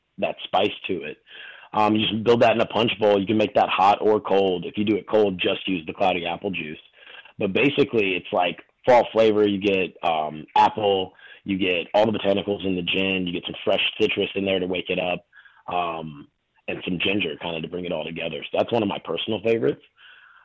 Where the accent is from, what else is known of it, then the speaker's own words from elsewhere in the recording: North Carolina, United States; moved away as an adult; also born or lived in New York / Chicago; now in Miami, United States; I grew up in North Carolina